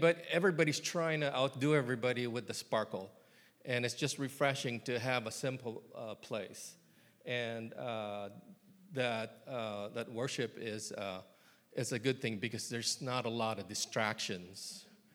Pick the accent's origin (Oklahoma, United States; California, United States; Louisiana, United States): California, United States; moved away as an adult; now in Columbia, Tennessee, United States; I'm from California